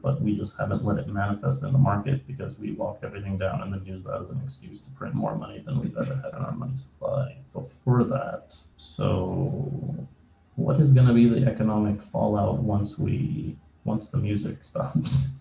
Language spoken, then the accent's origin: English; Canada; moved away as an adult; also born or lived in former Soviet country; now in United States; I came mm-hmm. from a former Soviet country. I moved to Canada with my mother. We went as refugees. Um, how long ago was this? almost 30 years ago.